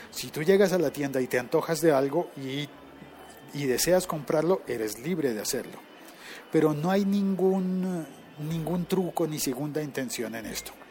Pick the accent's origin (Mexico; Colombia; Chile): Colombia; Pero hay algo que a los colombianos siempre nos ha hecho sentir orgullosos y contentos. Y ese algo es el café. En mi país, te levantas en la mañana y te tomas un tinto